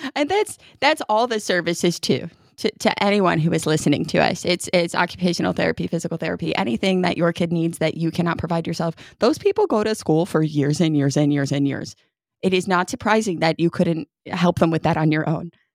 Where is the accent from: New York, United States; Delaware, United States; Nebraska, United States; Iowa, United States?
New York, United States; moved away as an adult; I lived in New York till I was twenty-four